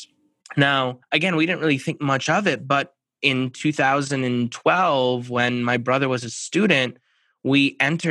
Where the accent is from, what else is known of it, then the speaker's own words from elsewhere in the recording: Minneapolis, Minnesota, United States; I'm from the Minneapolis, Minnesota area. So born and raised